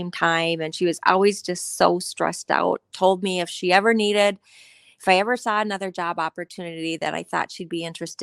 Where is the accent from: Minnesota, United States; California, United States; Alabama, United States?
Minnesota, United States; Coon Rapids; I grew up in Coon Rapids, Minnesota. It is a suburb of north of the Twin Cities area. I lived there with my parents and my sister through high school